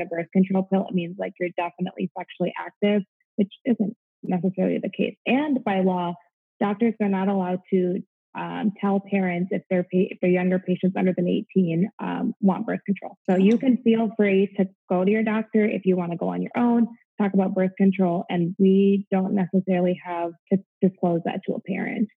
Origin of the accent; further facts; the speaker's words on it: Midwest, United States; moved away as an adult; now in Florida, United States; I'm originally from the Midwest. I'm a Midwest girl at heart, so I'm used to cold winters